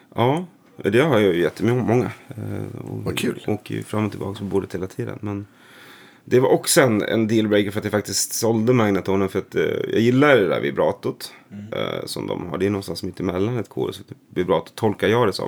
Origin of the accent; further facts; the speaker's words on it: Nora, Örebro County, Sweden; also born or lived in Stockholm; i Nora utanför Örebro